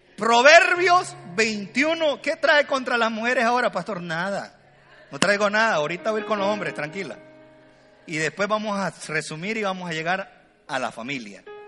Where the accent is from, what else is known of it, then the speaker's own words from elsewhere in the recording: El Salvador; yo soy salvadoreño, cuando le digo vos, ella me dice tú